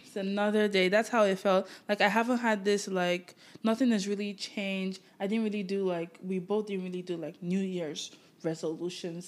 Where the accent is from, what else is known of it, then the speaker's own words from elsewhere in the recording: Nigeria; now in Canada; I grew up in Nigeria, and it's a majority black